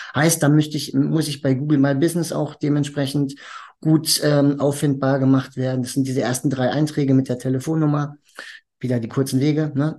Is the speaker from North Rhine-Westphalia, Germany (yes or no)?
yes; Hagen, North Rhine-Westphalia, Germany; moved away as an adult; now in Dortmund, Germany; ich bin eigentlich ursprünglich in Hagen geboren